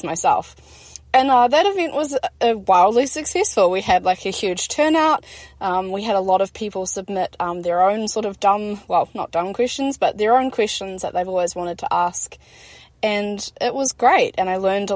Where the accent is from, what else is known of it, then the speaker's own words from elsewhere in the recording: Christchurch, Canterbury, New Zealand; I've been born and raised in Otatahi